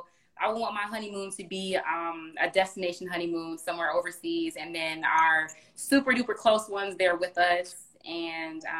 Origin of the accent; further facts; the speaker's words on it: Chicago, Illinois, United States; I'm from Chicago